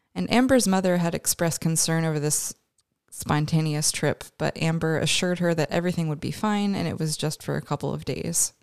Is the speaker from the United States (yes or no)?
no; Canada; we're both Canadian